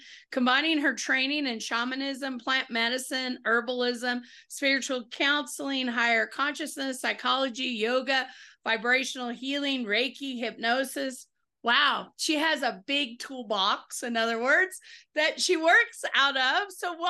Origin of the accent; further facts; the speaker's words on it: the South, United States; You can tell I'm from the South.